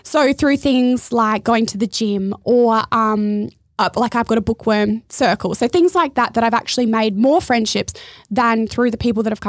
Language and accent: English; Adelaide, South Australia, Australia; I moved up here from Adelaide, so like country bumpkin, into the big smoke, thinking that surfer's paradise was going to be my goal.